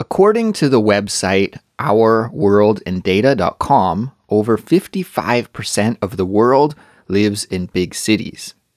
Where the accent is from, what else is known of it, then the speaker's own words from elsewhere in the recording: Kelowna, British Columbia, Canada; now in Seoul, South Korea; My hometown, Kelowna, has a population of around 150,000 people. But now I live in Seoul